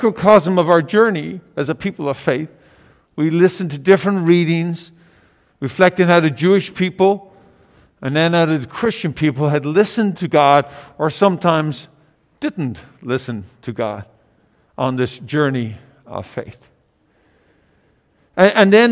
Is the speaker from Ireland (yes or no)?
yes; Ireland; moved away; In Ireland, my home country